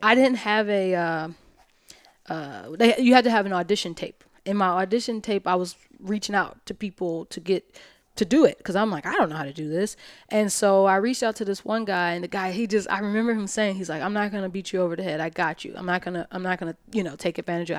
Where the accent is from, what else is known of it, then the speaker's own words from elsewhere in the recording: Alabama, United States; moved away as an adult; also born or lived in New York; I'm from Alabama